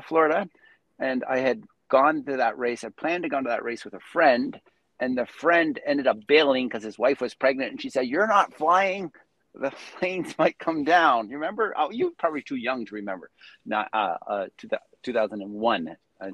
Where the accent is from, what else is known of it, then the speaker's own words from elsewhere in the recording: Prince Edward Island, Canada; now in Calgary, Canada; I'm originally from Prince Edward Island, the far east coast of Canada.